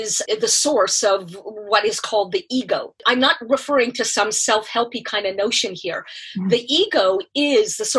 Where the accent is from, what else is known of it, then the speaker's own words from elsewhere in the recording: Canada; moved away; I am Canadian